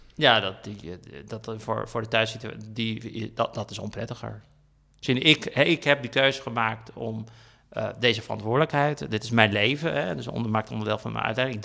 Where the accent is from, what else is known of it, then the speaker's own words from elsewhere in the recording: Heerenveen, Friesland, Netherlands; now in Brussels, Belgium; in de omgeving waar ik ben opgegroeid, in de Volkswijkje in Heerenveen.